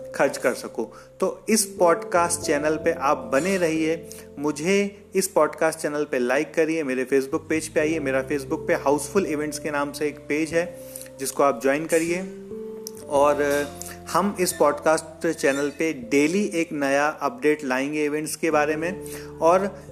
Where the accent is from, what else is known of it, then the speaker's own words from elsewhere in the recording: Jabalpur, Madhya Pradesh, India; मैं एक छोट छोटे शहर जबलपुर का रहने वाला हूँ और जबलपुर मध्य प्रदेश में है